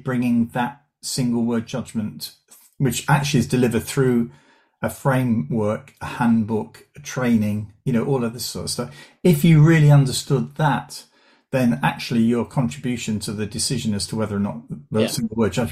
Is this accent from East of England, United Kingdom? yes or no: yes; Southend-on-Sea, East of England, United Kingdom; I grew up in Essex and went to a secondary school in Southend.